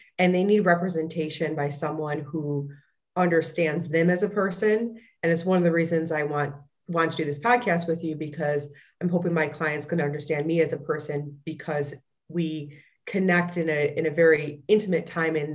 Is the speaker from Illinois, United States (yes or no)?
yes; Fox Lake, Illinois, United States; I grew up in a small town called Fox Lake, Illinois